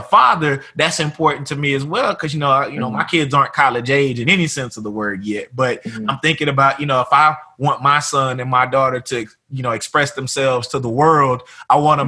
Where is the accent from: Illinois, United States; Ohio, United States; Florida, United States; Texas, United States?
Texas, United States; Tyler; moved away; back home in mm-hmm. my hometown